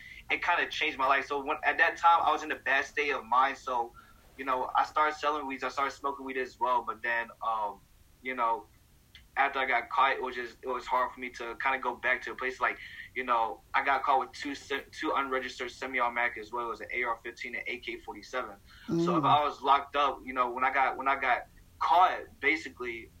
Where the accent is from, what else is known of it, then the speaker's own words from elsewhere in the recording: St. Louis, Missouri, United States; also born or lived in Bay Area; my hometown, Missouri